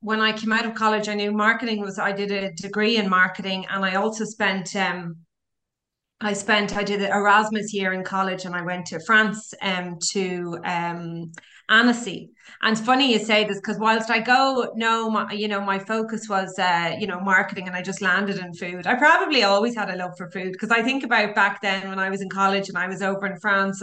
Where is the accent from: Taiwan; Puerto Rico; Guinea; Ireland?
Ireland; Dublin, Leinster; moved away; I'm from Dublin